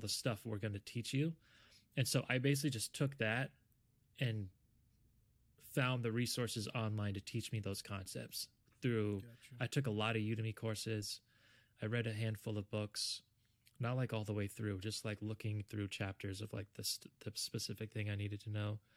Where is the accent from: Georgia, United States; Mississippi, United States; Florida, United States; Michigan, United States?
Florida, United States; South; I'm originally from South Florida.